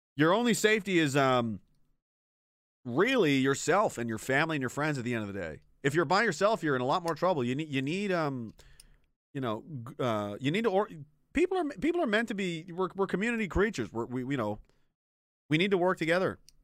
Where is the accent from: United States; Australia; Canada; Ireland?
Canada; Pictou, Nova Scotia; moved away as an adult; also born or lived in Gagetown, New Brunswick / Petawawa, Ontario; I'm from Pictou, Nova Scotia originally.